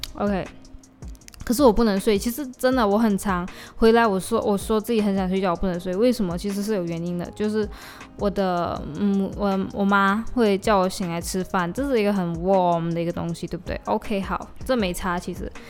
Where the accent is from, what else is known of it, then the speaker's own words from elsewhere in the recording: Malaysia; accent: Malaysian; 我的马来西亚腔出来